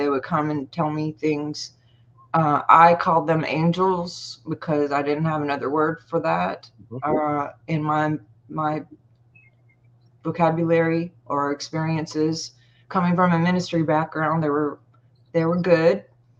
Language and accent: English; Montauk, New York, United States; born there; So why does it say that I was born in Montauk? And my birth certificate says that it was.